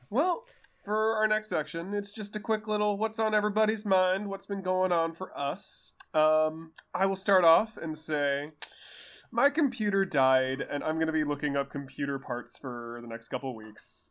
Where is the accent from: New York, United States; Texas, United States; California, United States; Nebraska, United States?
California, United States; Bay Area; I'm from the Bay Area